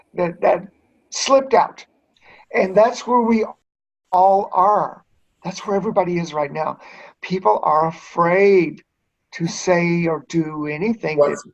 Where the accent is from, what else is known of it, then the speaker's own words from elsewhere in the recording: the South, United States; And I had used that growing up in the South.